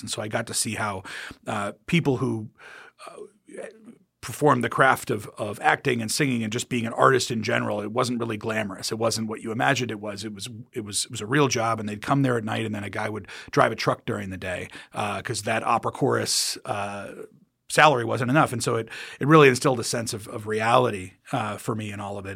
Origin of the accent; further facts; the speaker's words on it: United States; moved away as an adult; now in England, United Kingdom; I'm American